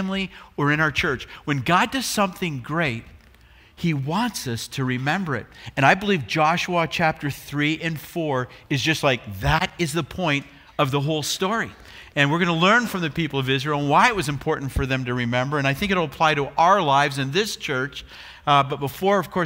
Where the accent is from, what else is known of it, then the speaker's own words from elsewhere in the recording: Brantford, Ontario, Canada; now in Chicago, United States; we're both from Brantford.